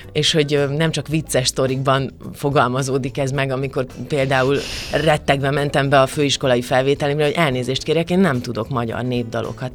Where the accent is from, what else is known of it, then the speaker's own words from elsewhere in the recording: Kökény, Baranya, Hungary; Pécs mellett van ez a kis falu, ahol én fölnőttem, de tényleg nagyon közel, szóval tulajdonképpen Melyik? agglomeráció, kökénynek hívják ezt a falut.